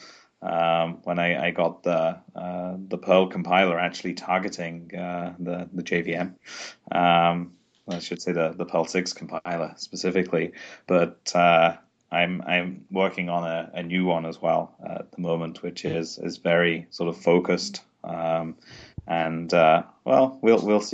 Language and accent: English; England, United Kingdom; now in Sweden; I'm from England, and I'm currently based in Sweden